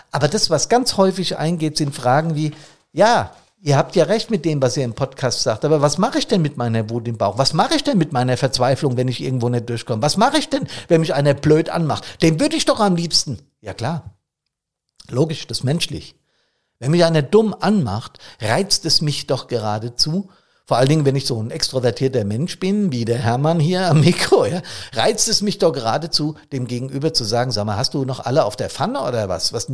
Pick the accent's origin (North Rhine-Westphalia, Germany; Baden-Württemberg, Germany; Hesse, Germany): Hesse, Germany; Bad Soden; Aber ich nehme wahr, dass bereits sonntags früh in meiner Heimatstadt Bad Soden hier die Gassen relativ gefüllt sind mit Fahrzeugen.